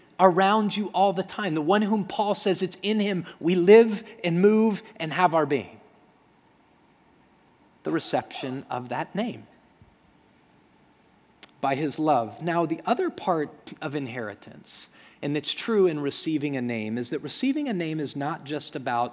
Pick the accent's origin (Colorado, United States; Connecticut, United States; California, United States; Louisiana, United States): Colorado, United States; Denver; When I grew up in Denver, Colorado, I grew up in a community where there were a lot of Jewish people